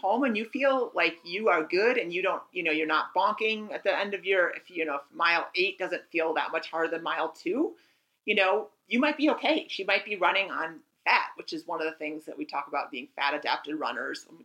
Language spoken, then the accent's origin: English; near Lake Minnetonka, Minnesota, United States; That's my hometown. Or not Lake Minnetonka, is it? But near my hometown